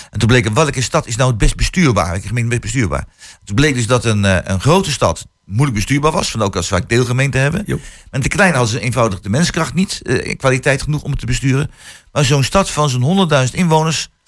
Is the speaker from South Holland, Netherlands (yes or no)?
no; Vriezenveen, Overijssel, Netherlands; Ik kom van Vriezenveen